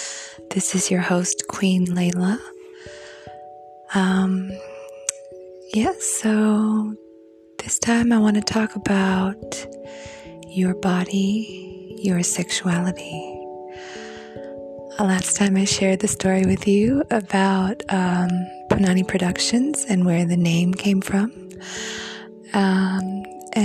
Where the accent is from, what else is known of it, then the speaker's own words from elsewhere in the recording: Beijing, China; moved away; I grew up in Beijing